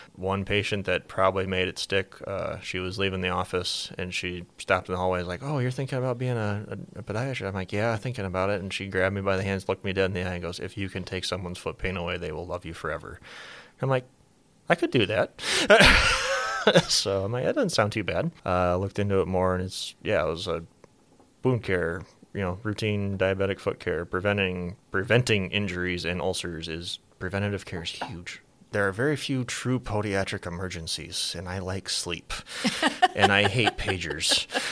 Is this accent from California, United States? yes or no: no; Laurens, Iowa, United States; also born or lived in Baltimore, Maryland / Washington, D.C.; I am originally from Lorenz, Iowa, so go north on seventy-one, about a hundred miles.